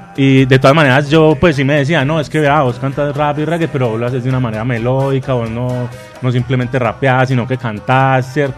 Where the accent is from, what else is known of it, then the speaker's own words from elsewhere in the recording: Medellín, Antioquia, Colombia; realidades violentas que tenemos pues en nuestra ciudad